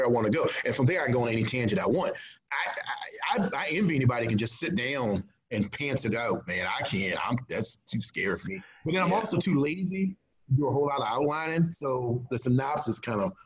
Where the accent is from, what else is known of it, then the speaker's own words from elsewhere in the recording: Gloucester, Virginia, United States; now in Mathews, United States; Gloucester, my hometown